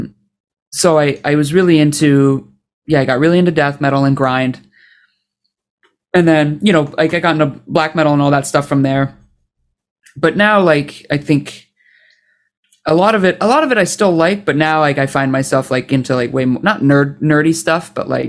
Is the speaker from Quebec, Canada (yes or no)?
no; Oshawa, Ontario, Canada; also born or lived in Toronto; I grew up outside of Toronto in a city called Oshawa, like a town of like 130,000